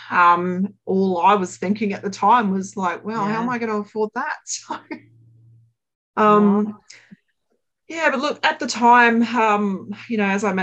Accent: Brisbane, Queensland, Australia; grew up in sunny Brisbane in Queensland

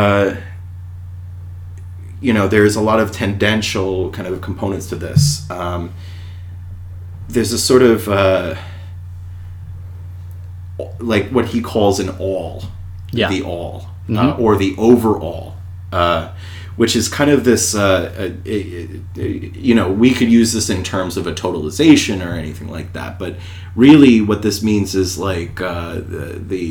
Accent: United States; as an American

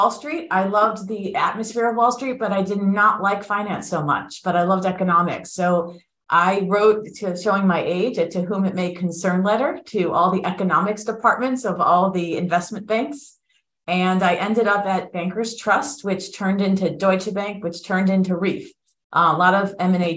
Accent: South Florida, United States; moved away as an adult; also born or lived in Philadelphia / New York; I'm a native Floridian. I was born and bred in South Florida

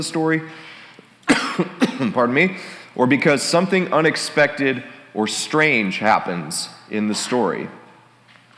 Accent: Detroit, Michigan, United States; moved away; I'm from Detroit

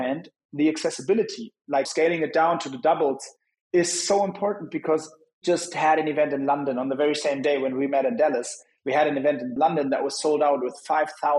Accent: Hamburg, Germany; Hamburg last week, which is my hometown

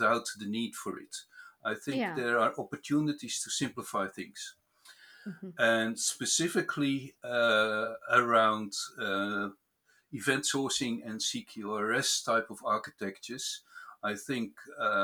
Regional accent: near Rotterdam, South Holland, Netherlands; moved away as an adult; now in New Zealand; I was born in the Netherlands and raised there in the neighborhood of Rotterdam.

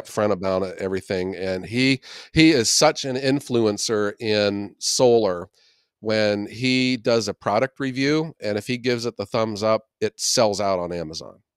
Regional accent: Youngstown, Ohio, United States; the mahoning valley where i'm from in the city of youngstown

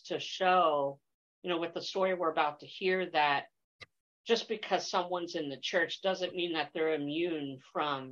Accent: East Coast, United States; moved away; I'm originally from the East Coast

